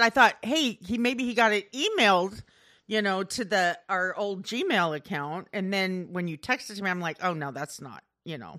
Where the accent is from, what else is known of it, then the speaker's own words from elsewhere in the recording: Iowa, United States; I grew up in Iowa